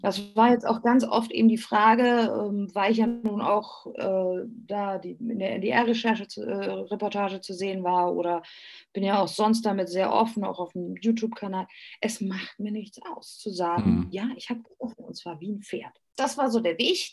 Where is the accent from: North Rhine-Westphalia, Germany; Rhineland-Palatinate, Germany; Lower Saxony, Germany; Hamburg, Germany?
Hamburg, Germany; moved away as an adult; also born or lived in Greece; now in Austria; wir waren ja ursprünglich in Hamburg. Äh, man, man, ist Hamburger